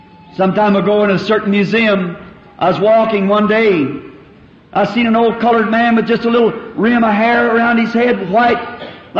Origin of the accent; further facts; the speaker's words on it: the South, United States; I'm a Southerner.